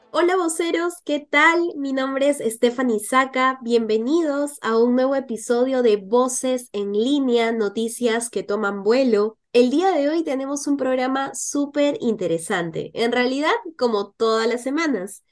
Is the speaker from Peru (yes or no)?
yes; Peru; como peruanos